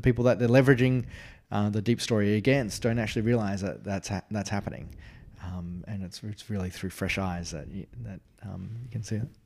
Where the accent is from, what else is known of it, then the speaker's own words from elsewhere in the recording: Australia; As an Australian